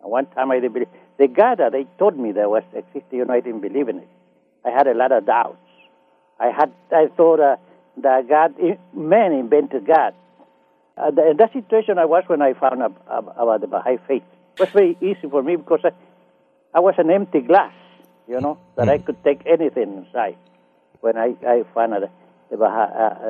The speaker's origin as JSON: {"language": "English", "country": "Nicaragua", "tie": "born or raised there", "second_language": "English", "moved": "as an adult", "lives_now": "Los Angeles, United States", "said": "I grew up in Central America, Nicaragua, in the mountain, in a city called Nicarauga, Nicaragua"}